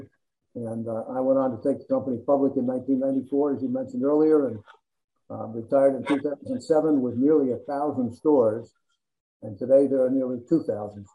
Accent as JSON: {"language": "English", "region": "New Jersey", "country": "United States", "tie": "born or raised there", "said": "I grew up in New Jersey"}